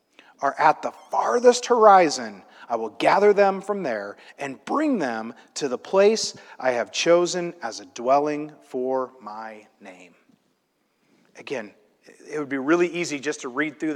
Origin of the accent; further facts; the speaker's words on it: Illinois, United States; I grew up in Illinois in a place that's very flat